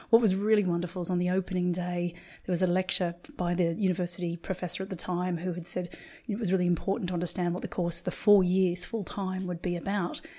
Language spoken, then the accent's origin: English; Australia; accent: international; moved away as an adult; also born or lived in London; now in Ibiza, Spain; I'm an Australian acupuncturist living in Ibiza, a small island off the coast of Spain. And prior to this, I was living in London.